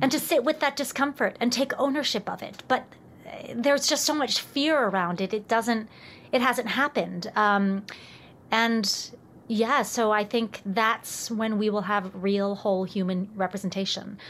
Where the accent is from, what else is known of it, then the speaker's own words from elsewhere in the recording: Richmond, Virginia, United States; moved away; I come from Richmond, Virginia